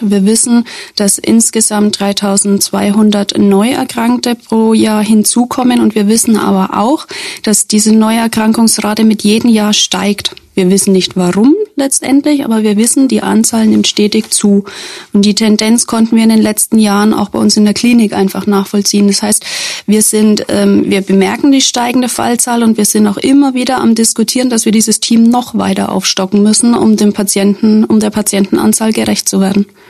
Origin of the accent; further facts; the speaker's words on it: Schweinfurt, Bavaria, Germany; also born or lived in Werneck / Würzburg / Coburg; Ich komme ursprünglich hier aus der Region, also das heißt, ich bin in Werne geboren, ich bin in Schweinfurt in die Schule gegangen